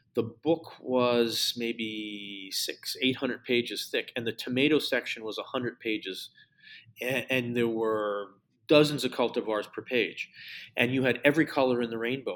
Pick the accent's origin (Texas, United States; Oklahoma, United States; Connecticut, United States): Connecticut, United States; near the house where I grew up in Connecticut